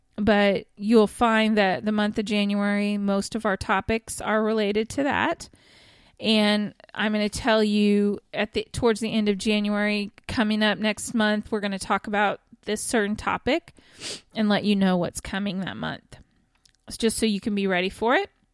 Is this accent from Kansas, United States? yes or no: yes; Kansas, United States; also born or lived in Texas; now in Oklahoma, United States; I'm originally from Kansas, and I currently live in Oklahoma with my family.